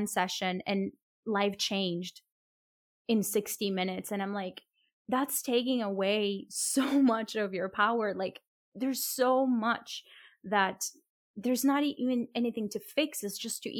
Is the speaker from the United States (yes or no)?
no; Colombia; I come from a Latin American country, I come from Colombia